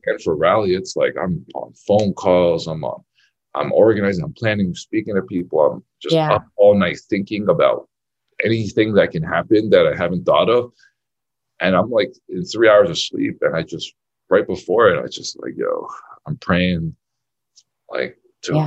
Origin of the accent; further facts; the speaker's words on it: New York City, New York, United States; I, I, grew up in Brooklyn, New York